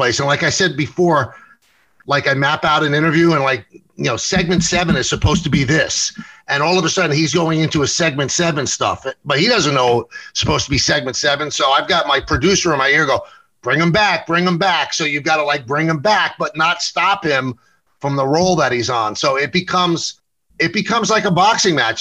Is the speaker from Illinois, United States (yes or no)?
no; New York City, New York, United States; I grew up in the South Bronx